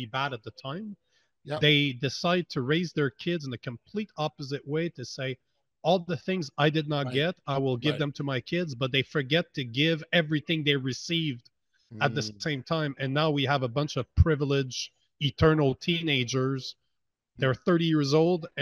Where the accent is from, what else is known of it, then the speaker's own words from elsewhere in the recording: Canada; I'm from Canada